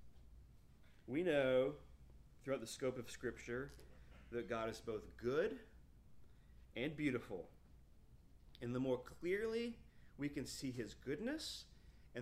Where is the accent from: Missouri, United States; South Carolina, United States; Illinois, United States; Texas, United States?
South Carolina, United States; Fountain Inn; I was from Fountain Inn, South Carolina